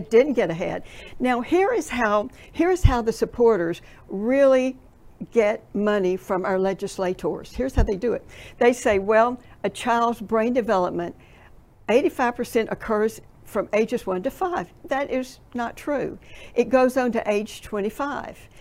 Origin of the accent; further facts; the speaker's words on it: Tennessee, United States; I'm from Tennessee